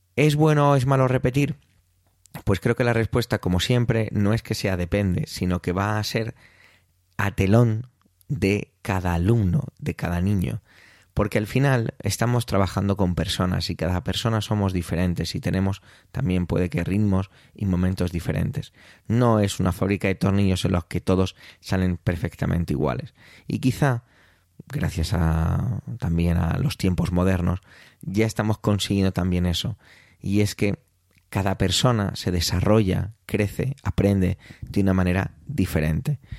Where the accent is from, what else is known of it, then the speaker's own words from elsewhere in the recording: Spain; en mi país, aquí en España